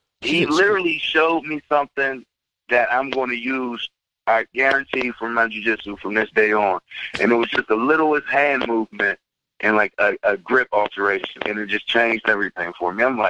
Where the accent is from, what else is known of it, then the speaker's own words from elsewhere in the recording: Midwest, United States; Like, I'm from the Midwest, so I come from basically wrestling, transitioning into jiu-jitsu